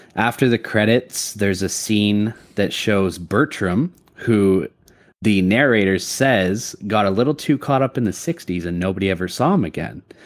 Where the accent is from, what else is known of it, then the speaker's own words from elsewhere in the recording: Canada; I'm Canadian